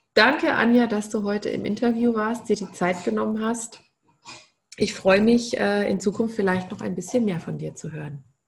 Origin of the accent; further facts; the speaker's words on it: Bavaria, Germany; bei uns in Bayern